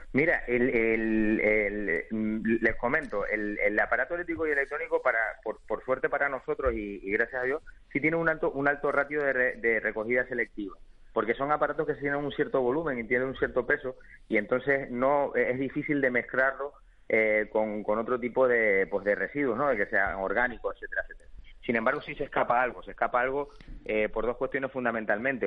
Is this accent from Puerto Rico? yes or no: no; Canary Islands, Spain; está genial vivir en Canarias, nosotros somos canarios, nos encanta vivir aquí